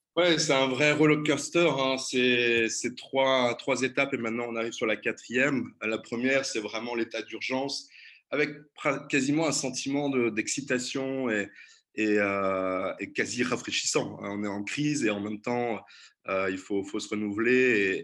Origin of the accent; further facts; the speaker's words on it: Brittany, France; moved away as an adult; now in Brussels, Belgium; je suis aussi français, j'ai grandi en Bretagne